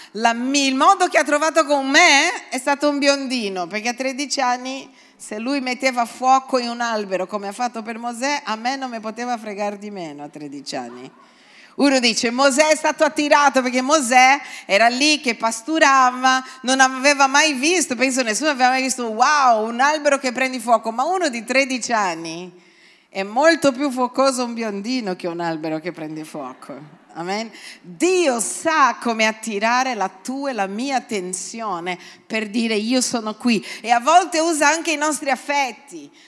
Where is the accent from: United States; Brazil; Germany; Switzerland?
Brazil; now in Italy; io vengo dal Brasile e in Brasile non c'è la Pasquetta